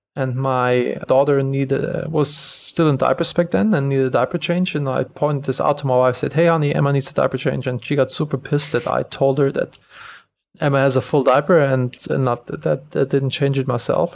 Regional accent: Germany; moved away as an adult; also born or lived in Los Angeles, United States; now in Bodrum, Turkey; I'm originally from Germany

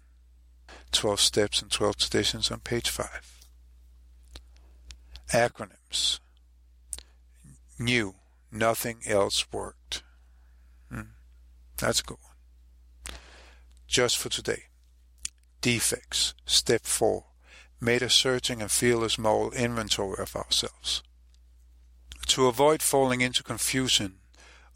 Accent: Copenhagen, Capital Region of Denmark, Denmark; I'm from Copenhagen, Denmark

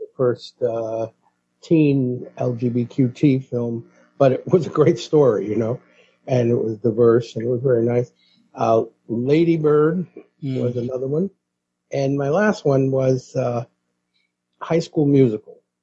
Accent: New York City, New York, United States; That was what I was taught growing up in the Bronx

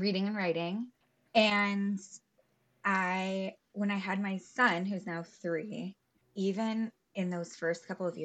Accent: Louisville, Kentucky, United States; I grew up in Louisville, Kentucky

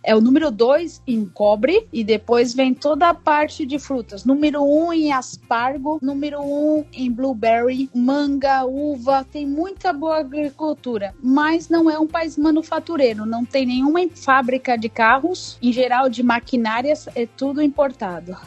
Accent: São Paulo, Brazil; moved away as an adult; now in Peru; a gente é paulista

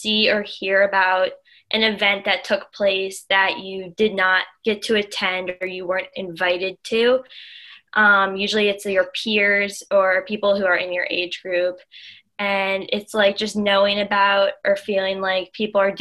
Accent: outside of Philadelphia, Pennsylvania, United States; I grew up outside of Philadelphia. I live 45 minutes west of Philadelphia, right by Valley Forge Park

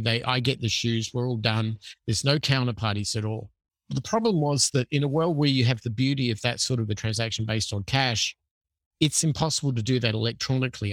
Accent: Adelaide, South Australia, Australia; moved away as an adult; so I'm from Adelaide, Australia originally, which is a city on the South Central Coast. I grew up there. I lived there until I was twenty-five.

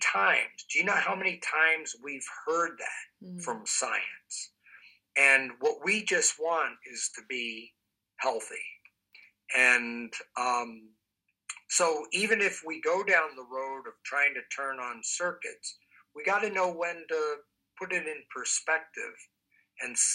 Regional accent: East Coast, United States; moved away; also born or lived in Midwest; I'm not originally from the Midwest. I'm from the East Coast. So I'm a transplant, if you will, to the Midwest

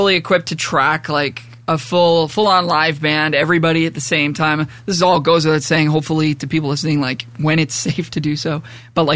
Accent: Toronto, Ontario, Canada; I grew up in Port Union, which is just like on the border of Pickering on the 401.

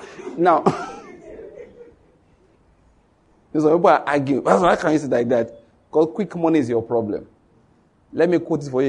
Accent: Borno, Nigeria; Say, do you know where I'm from? Say, I'm from Borno State. I survived Boko Haram.

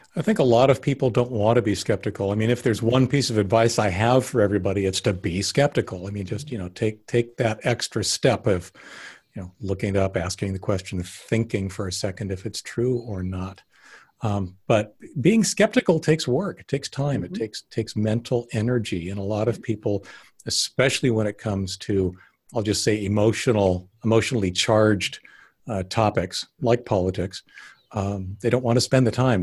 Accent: Canada; now in United States; I was actually born up in Canada, so I've got yeah. both both passports

